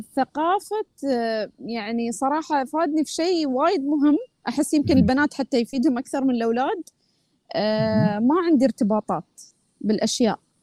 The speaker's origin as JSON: {"language": "Arabic", "country": "Oman", "said": "اني انا من عمان"}